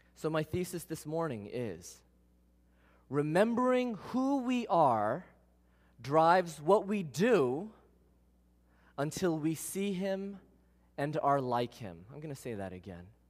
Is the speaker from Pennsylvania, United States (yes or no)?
no; New York City, New York, United States; I was born in Queens